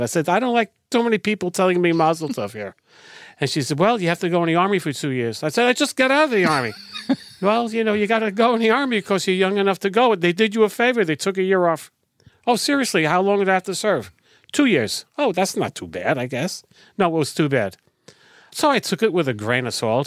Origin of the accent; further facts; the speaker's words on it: New York City, New York, United States; now in Israel; I'm originally from the Lower East Side of New York City, the melting pot of America